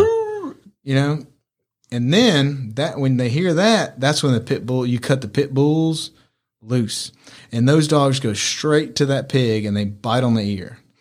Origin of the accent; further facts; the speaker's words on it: Mississippi, United States; also born or lived in Mexico; We're from Mississippi